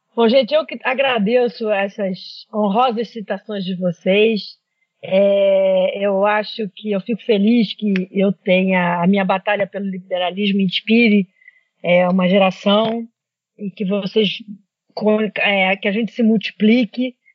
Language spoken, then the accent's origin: Portuguese; Brazil; como brasileiros